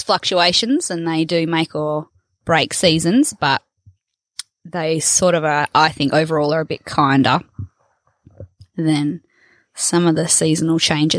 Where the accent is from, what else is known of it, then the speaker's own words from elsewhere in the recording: near Wagin and Dumbleyung, southwest Western Australia wheatbelt, Australia; now in Kununurra, Australia; I hail from the southwest corner of WA in the wheat belt, down near Wagen and Dumbuyung. So traditionally a sheep and wheat farming area, quite a nice productive area down there, fairly safe country.